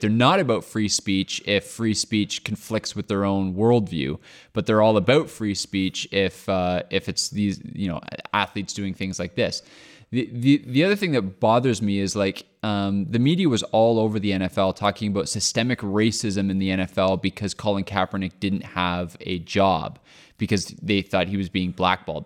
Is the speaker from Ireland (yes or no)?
no; Canada; I'm Canadian